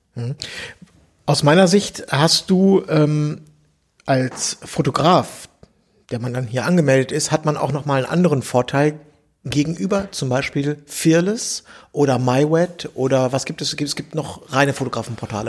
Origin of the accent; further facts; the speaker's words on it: Bielefeld, North Rhine-Westphalia, Germany; in Bielefeld, meiner Heimatstadt